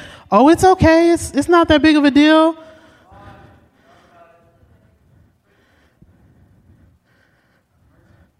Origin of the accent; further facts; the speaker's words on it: Oakland, California, United States; I'm from Oakland